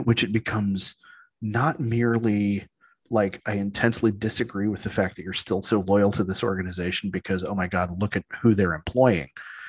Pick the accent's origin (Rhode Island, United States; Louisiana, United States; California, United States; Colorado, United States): California, United States; San Diego; You know, I grew up in San Diego.